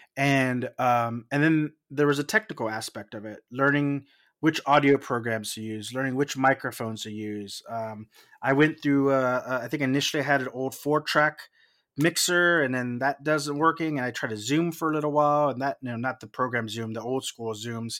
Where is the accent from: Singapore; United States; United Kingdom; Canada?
United States; South Texas; I'm from South Texas